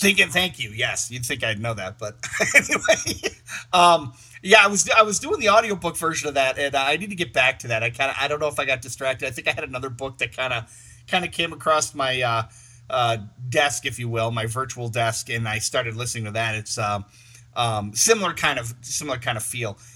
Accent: Michigan, United States; I'm from Michigan

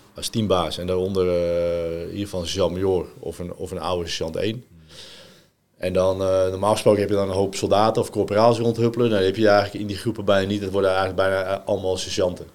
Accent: Netherlands; also born or lived in France; ik ben in Frankrijk geboren. Ik ben op vijfjarige leeftijd naar Nederland verhuisd

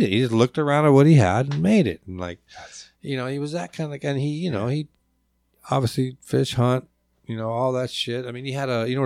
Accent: Lakewood, Washington, United States; also born or lived in Providence; now in Alaska; So I was born in Providence. Mom, four months old, mom moved back. My grandfather homesteaded in Lakewood in, in post World War II. She moved back there with me

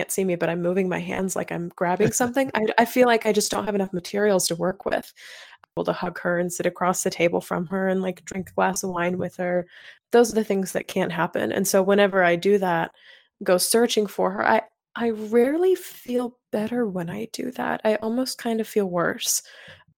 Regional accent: North Carolina, United States; now in Chicago, United States; I'm up in Chicago, but I was born and raised down in North Carolina

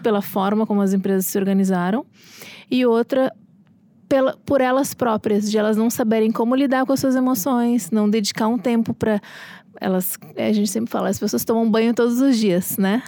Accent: Porto Alegre, Rio Grande do Sul, Brazil; also born or lived in Rio de Janeiro; now in São Paulo, Brazil; eu sou de Porto Alegre

